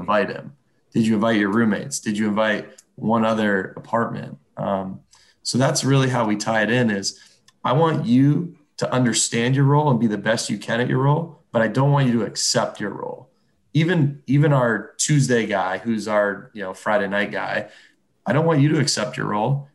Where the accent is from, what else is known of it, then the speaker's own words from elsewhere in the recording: just south of Toronto, Ontario, Canada; moved away as an adult; growing up, just South of Toronto